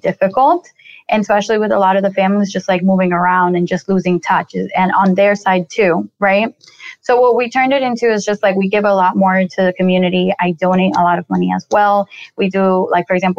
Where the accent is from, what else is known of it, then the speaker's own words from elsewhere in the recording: Colombia; I'm originally from Colombia. I was born in Colombia